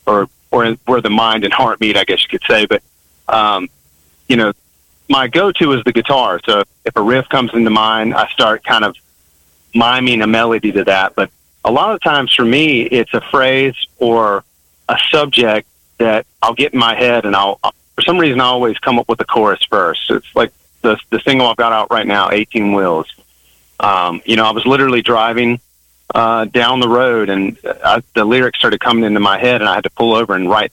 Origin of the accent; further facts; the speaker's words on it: the South, United States; I'm a musician born and raised in the South